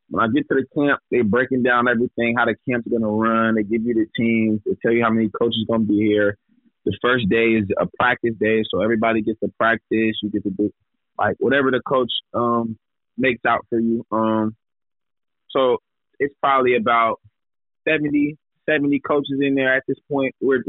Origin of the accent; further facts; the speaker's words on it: Gardena, California, United States; Growing up in L.A. was wild, to say the least.